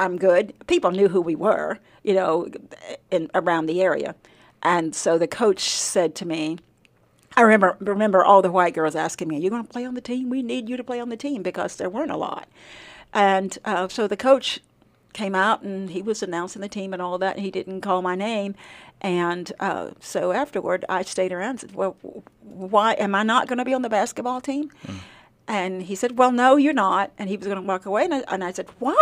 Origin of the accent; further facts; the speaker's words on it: Nevada County, Arkansas, United States; I grew up in Nevada County. So if you get to Prescott or Hope down that far, you are in the county where I grew up.